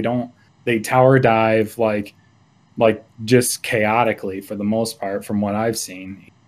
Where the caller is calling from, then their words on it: Laramie, Wyoming, United States; also born or lived in Chicago area; I'm calling from Laramie, Wyoming.